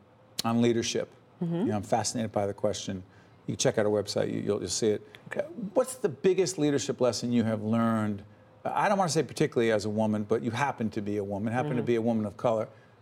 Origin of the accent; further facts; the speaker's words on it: Newark, New Jersey, United States; For those of us who are born and raised in Newark